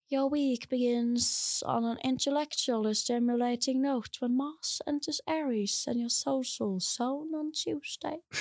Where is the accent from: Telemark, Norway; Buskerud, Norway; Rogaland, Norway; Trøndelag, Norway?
Buskerud, Norway; Drammen; moved away; når jeg bodde hjemme i Drammen